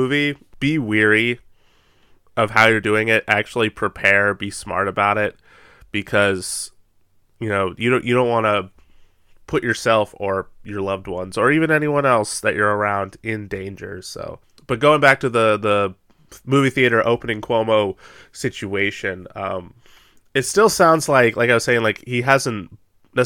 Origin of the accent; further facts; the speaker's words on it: United States; We're awful Americans